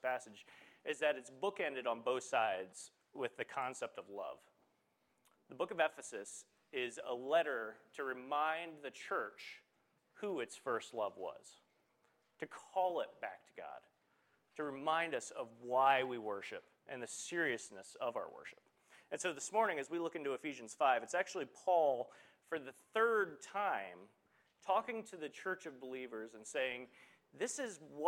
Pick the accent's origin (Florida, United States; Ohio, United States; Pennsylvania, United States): Pennsylvania, United States; Morris; moved away as an adult; also born or lived in Chicago / Wellsboro; I grew up down in Morris, grew up coming with many of you